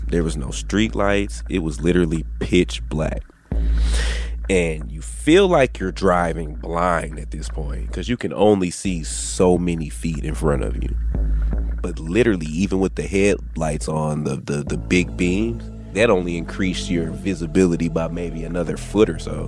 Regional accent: Dallas, Texas, United States; I'm from Dallas.

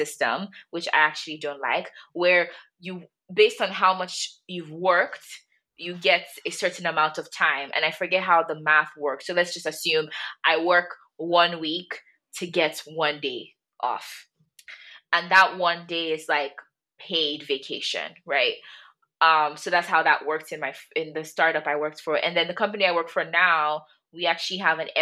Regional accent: Nigeria; as a Nigerian girl myself

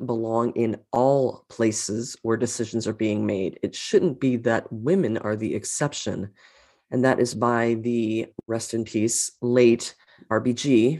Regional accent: Buffalo Grove, Illinois, United States; also born or lived in Columbia, Maryland; I was born in Columbia, Maryland, because I know you're in Maryland now, and I was only there until first grade. And then my dad got a position in Illinois. So we moved to this city called Buffalo Grove. And I lived there.

